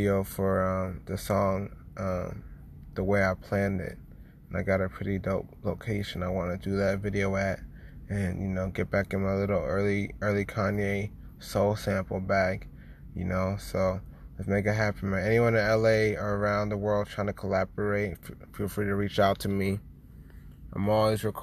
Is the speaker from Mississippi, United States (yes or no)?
no; San Diego, California, United States; also born or lived in Oceanside, California / Boston; I'm from San Diego